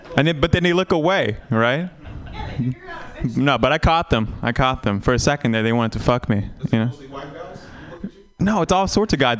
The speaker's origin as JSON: {"language": "English", "country": "Vietnam", "tie": "born or raised there", "moved": "yes", "said": "I'm Vietnamese, and I, I tell people I was born in Vietnam, and I haven't been back"}